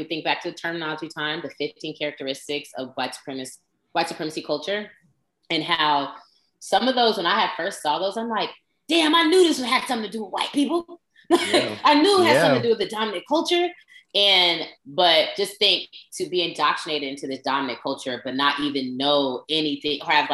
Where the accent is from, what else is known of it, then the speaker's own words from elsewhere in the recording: West Coast, United States; where we're from, and we're from the West Coast